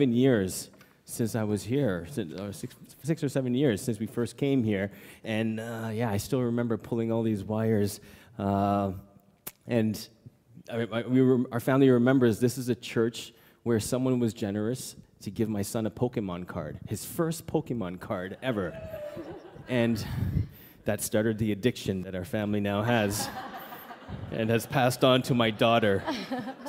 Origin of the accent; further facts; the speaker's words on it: Toronto, Ontario, Canada; moved away as an adult; also born or lived in Calgary; now in Cambodia; I grew up in the Toronto area here